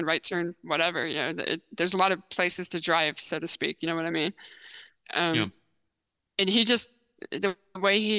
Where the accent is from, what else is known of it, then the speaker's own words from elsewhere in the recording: Texas, United States; And I grew up in Texas, born in Texas.